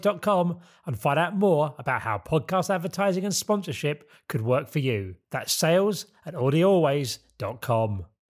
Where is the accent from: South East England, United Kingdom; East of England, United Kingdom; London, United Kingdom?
South East England, United Kingdom; Isle of Sheppey; when I was growing up on the Isle of Sheppey